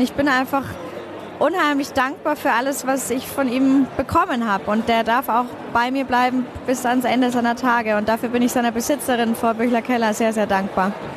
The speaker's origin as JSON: {"language": "German", "region": "Bavaria", "country": "Germany", "said": "bei uns in Bayern"}